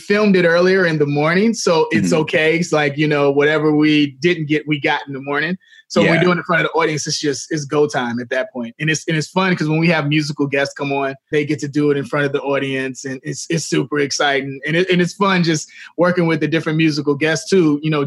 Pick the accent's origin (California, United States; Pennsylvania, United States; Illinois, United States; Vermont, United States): Illinois, United States; Chicago; I'm from Chicago